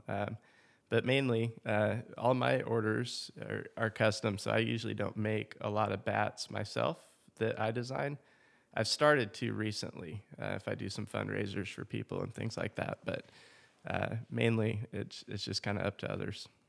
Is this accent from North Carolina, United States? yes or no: no; Seattle, Washington, United States; moved away as an adult; also born or lived in Santa Barbara, California / Orlando, Florida / Wichita, Kansas / Oklahoma City, Oklahoma; now in Choctaw, United States; I grew up in Seattle, Washington area, just a little bit south of there.